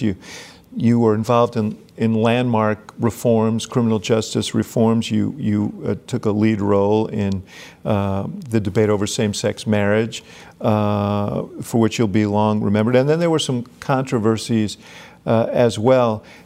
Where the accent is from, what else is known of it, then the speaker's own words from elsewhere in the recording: New York, United States; I grew up in New York at the same time you did